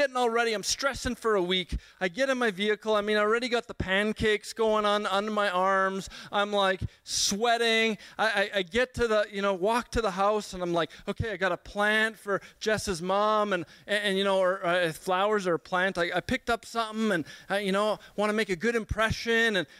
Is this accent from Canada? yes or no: yes; Edmonton, Alberta, Canada; I grew up in Sweetgrass, a community in Edmonton